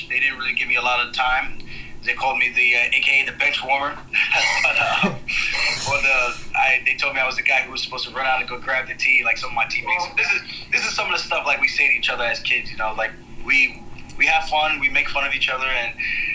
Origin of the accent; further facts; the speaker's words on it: Roosevelt, New York, United States; also born or lived in Uniondale, New York; I grew up in Roosevelt, moved to Uniondale